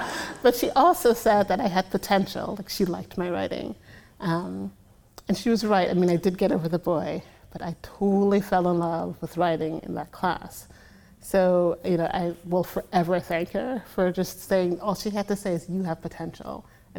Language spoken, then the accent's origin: English; Brooklyn, New York, United States; I grew up pretty poor in Brooklyn.